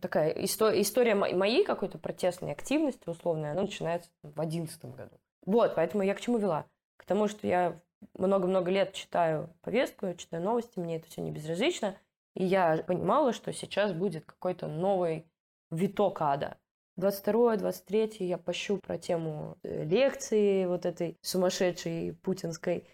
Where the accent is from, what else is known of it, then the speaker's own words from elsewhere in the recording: Russia; now in Amsterdam, Netherlands; я из Раши